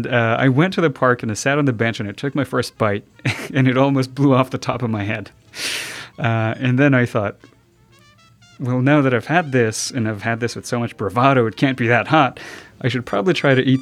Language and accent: English; Pakistan; now in United States; I grew up in Pakistan as a refugee